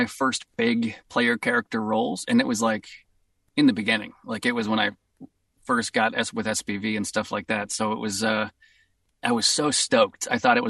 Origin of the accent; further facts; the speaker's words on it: Boston, Massachusetts, United States; accent: Boston; I was so stoked that it was like my true natural accent going to come out in the game.